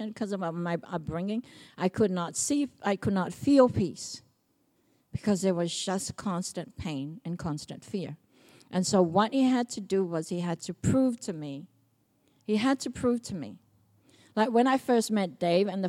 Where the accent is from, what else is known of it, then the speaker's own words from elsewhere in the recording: Samoa; now in New Zealand; I grew up in Samoa